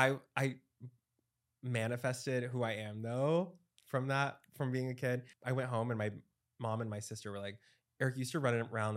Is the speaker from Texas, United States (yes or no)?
yes; Dallas, Texas, United States; I'm from Dallas.